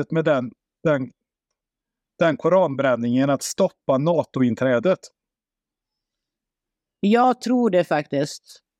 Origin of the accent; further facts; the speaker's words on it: Norway; moved away; Jag är från Norge egentligen.